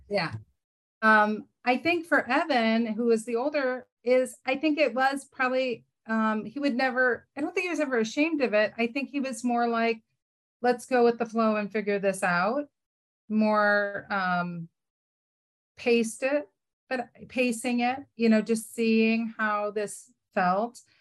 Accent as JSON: {"language": "English", "town": "Cleveland", "region": "Ohio", "country": "United States", "tie": "born or raised there", "also_born_or_lived": "Berea, Ohio", "said": "I grew up in Cleveland, Ohio"}